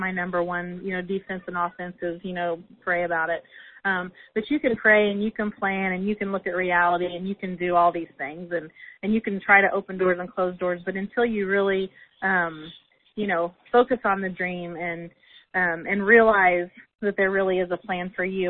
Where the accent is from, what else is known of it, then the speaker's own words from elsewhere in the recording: Illinois, United States; moved away as an adult; also born or lived in Indiana; here we are back in Illinois in my hometown